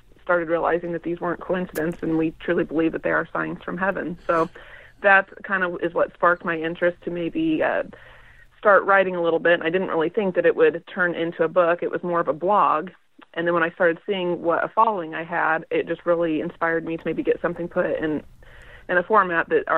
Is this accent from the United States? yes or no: yes; Nebraska, United States; moved away as an adult; now in Kansas, United States; I grew up in Nebraska. I was born and raised in a small town of about 600 people